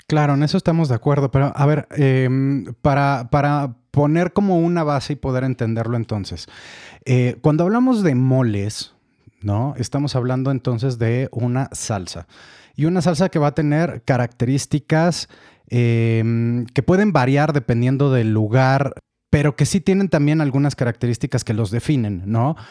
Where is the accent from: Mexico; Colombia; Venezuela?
Mexico; como mexicanos